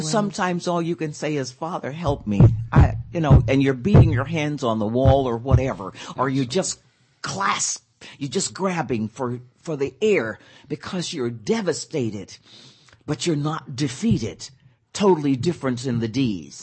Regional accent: Pine Bluff, Arkansas, United States; moved away; I'm from Arkansas

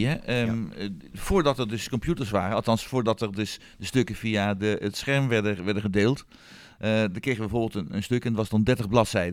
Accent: western Netherlands, Netherlands; moved away; oorspronkelijk waar ik vandaan kom uit het westen van het land

